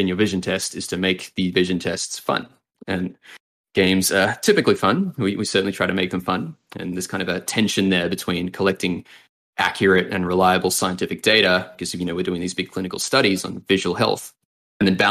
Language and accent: English; Sydney, New South Wales, Australia; moved away as an adult; now in New York, United States; I've spent the first 25 years of my life in Sydney, and then it's been New York since then.